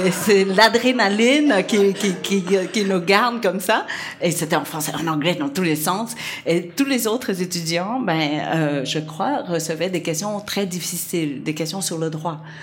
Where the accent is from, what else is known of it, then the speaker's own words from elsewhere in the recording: Vietnam; accent: Vietnamese; French is a second language; moved away; mon français est encore très, ouais, très lourd d'accent euh, vietnamien